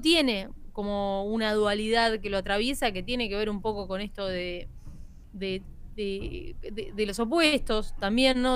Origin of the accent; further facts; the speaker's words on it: La Plata, Buenos Aires Province, Argentina; Yo soy de La Plata.